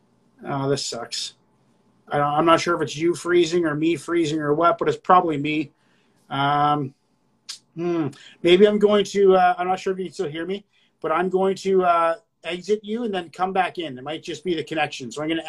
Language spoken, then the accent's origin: English; Nova Scotia, Canada; moved away as an adult; now in Vancouver Island, Canada; I'm from the East Coast. I'm actually from Nova Scotia.